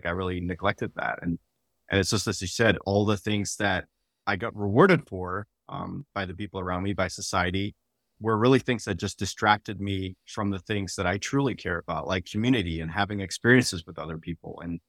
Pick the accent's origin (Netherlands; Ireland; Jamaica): Netherlands; now in United States; You know, I'm a software engineer and I grew up in the Netherlands and moved to the United States, was in the Air Force and military, moved around a bunch, didn't really have community anywhere.